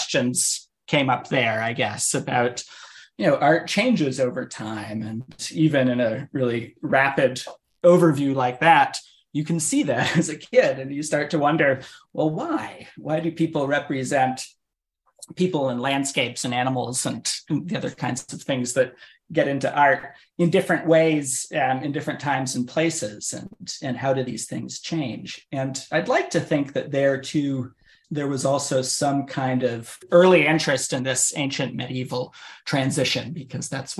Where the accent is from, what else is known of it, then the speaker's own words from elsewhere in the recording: Maine, United States; I grew up in Maine